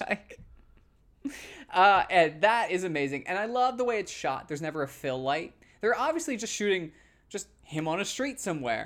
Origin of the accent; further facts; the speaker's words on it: North Carolina, United States; moved away as an adult; now in Los Angeles, United States; I'm from North Carolina